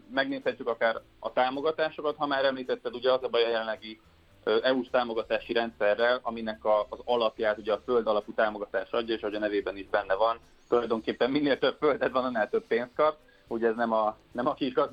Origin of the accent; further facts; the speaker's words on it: Budapest, Hungary; én is innen jöttem, tehát én egy budapesti gyerek